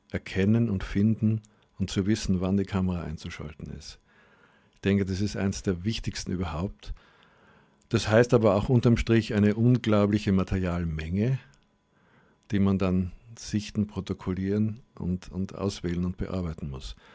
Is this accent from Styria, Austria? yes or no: yes; Graz, Styria, Austria; moved away; also born or lived in Germany; Ja, also Graz ist ja meine Heimatstadt. Ich bin hier geboren und aufgewachsen, aber war dann mehr als die Hälfte meines Lebens in Deutschland und bin jetzt sozusagen auf meine alten Tage zurückgekehrt.